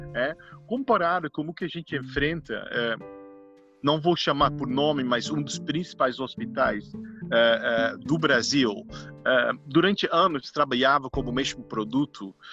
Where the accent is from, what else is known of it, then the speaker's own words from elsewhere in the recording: Netherlands; Portuguese is a second language; moved away; eu sou holandês